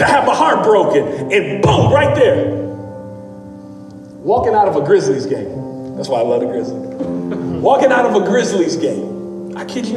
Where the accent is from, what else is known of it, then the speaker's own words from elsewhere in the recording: Memphis, Tennessee, United States; also born or lived in Dallas; I'm from Memphis. I went to school in Dallas. I lived in Dallas for several years, but I'm born, raised in Memphis.